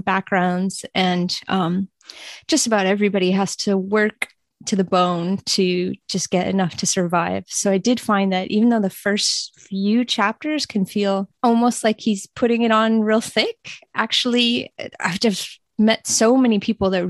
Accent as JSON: {"language": "English", "country": "United States", "also_born_or_lived": "Guangdong, China", "said": "I'm American"}